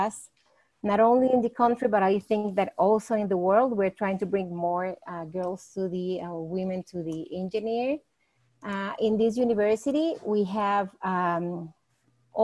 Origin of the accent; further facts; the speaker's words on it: Costa Rica; I am from Costa Rica